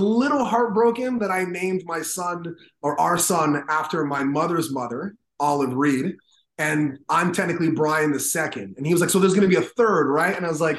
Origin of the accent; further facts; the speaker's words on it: Toronto, Ontario, Canada; also born or lived in Brooklyn, New York, United States; now in New York, United States; Her high school sweethearts met in Toronto, Canada, and then... Wow. Years later, I was born.